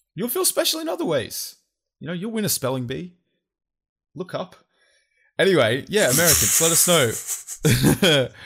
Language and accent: English; Australia; we're actually from Australia